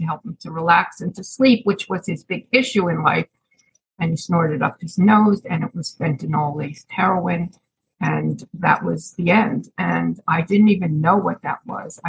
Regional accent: Chatham, New Jersey, United States; moved away as an adult; now in Pennsylvania, United States; I'm originally from Chatham, New Jersey. I moved up to Pennsylvania recently

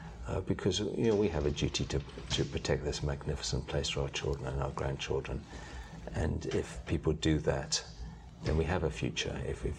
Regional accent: United Kingdom; Probably tea. {S4} Tea? {S0} I'm British.

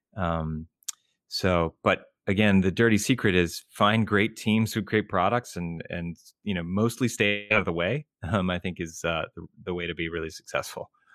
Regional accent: Richmond, Virginia, United States; moved away as an adult; now in Boston, United States; grew up in Richmond, Virginia, um, and, uh, same, you know, same small town in school for my entire life

